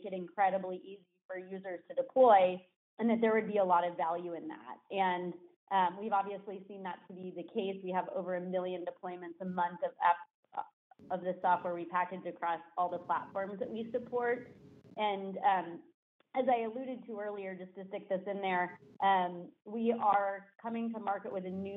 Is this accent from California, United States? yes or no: yes; Danville, California, United States; also born or lived in Los Angeles; I am a Bay Area native. I grew up in Danville, went to school